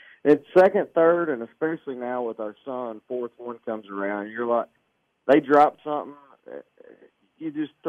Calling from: Arkansas, United States; I'm at home in Arkansas, down south, man.

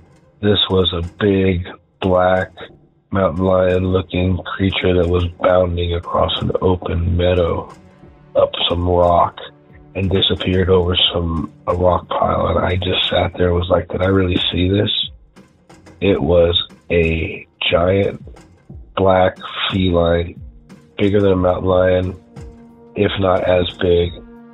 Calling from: San Diego, California, United States; I'm calling from San Diego, California

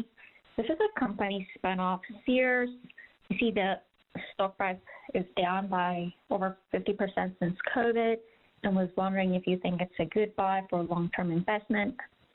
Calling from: Silver Spring, Maryland, United States; I'm calling from Silver Spring, Maryland.

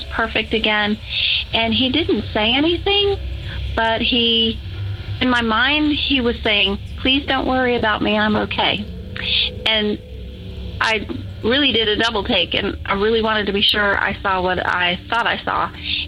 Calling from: Georgia, United States; I'm calling from Georgia.

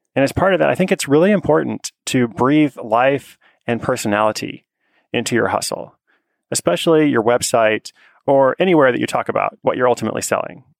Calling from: Seattle, Washington, United States; I'm calling from Seattle, Washington.

